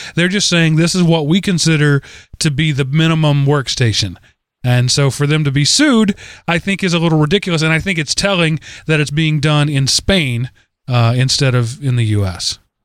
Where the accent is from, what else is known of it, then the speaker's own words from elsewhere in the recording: East Texas, United States; East Texas is that's where I'm from. That is my home